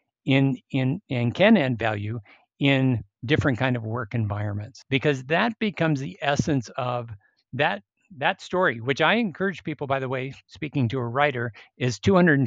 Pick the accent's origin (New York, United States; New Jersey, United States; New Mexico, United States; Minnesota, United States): Minnesota, United States; I grew up in Minnesota